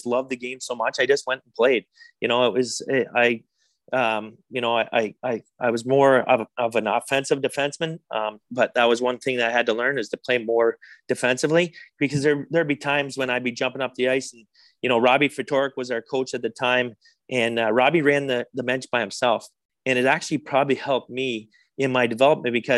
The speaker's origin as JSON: {"language": "English", "town": "Winchester", "region": "Ontario", "country": "Canada", "tie": "born or raised there", "said": "growing up in Winchester, Ontario, close to Montreal"}